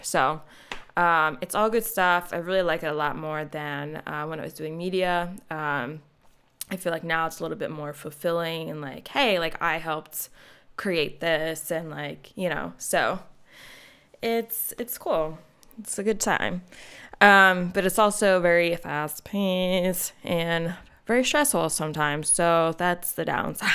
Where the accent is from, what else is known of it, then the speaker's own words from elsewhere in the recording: North Wales, Pennsylvania, United States; I grew up in North Wales